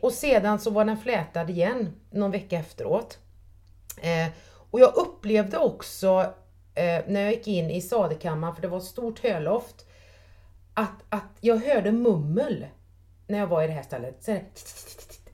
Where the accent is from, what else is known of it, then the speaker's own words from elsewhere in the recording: Trollhättan, Västra Götaland, Sweden; jag är uppväxt på Sanden, på Stamkullevägen i Trollhättan